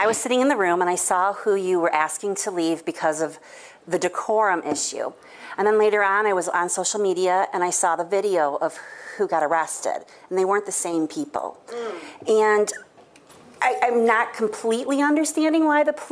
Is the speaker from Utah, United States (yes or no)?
no; Grand Rapids, Michigan, United States; I grew up in the city. I grew up on Fuller.